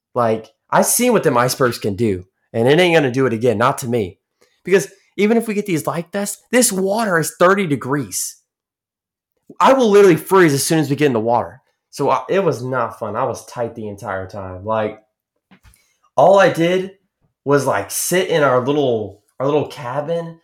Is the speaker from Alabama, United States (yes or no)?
no; Texas, United States; I am seventeen and I'm from Texas